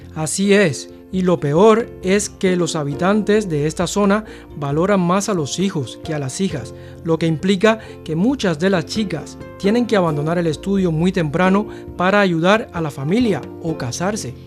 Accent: Cuba; now in China; soy de Cuba

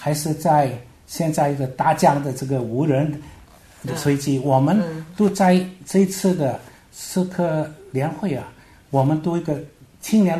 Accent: Meizhou, Guangdong, China; 接触这个我们这个梅州我们的家乡，美好的家乡

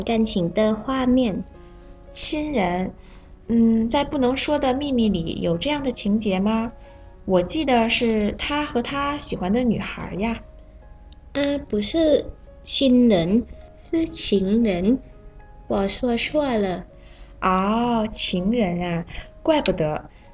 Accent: Thailand; 我是来自泰国的

